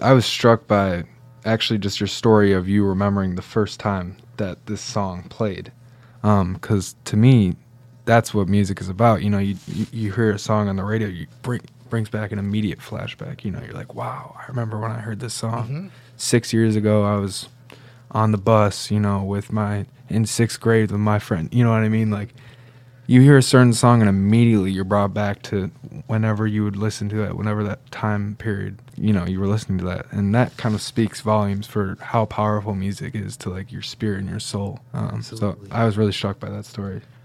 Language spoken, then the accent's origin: English; Syracuse, New York, United States; also born or lived in Detroit; I came from Syracuse